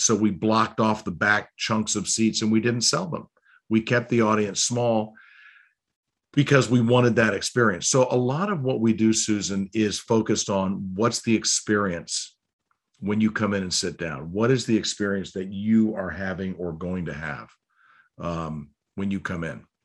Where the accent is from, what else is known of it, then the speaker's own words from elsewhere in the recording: Cleveland, Ohio, United States; also born or lived in Baltimore; now in Annapolis, United States; I was born in Baltimore, and I actually, I grew up in Cleveland